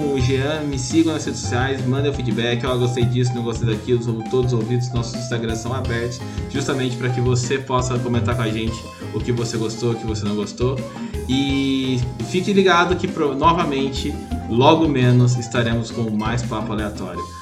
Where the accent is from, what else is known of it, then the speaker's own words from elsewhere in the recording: Taubaté, São Paulo, Brazil; eu sou de Taubaté